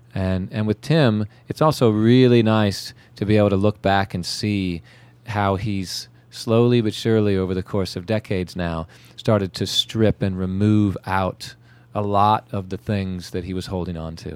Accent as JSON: {"language": "English", "region": "California", "country": "United States", "tie": "born or raised there", "moved": "yes", "lives_now": "Charleston, United States", "said": "growing up in California"}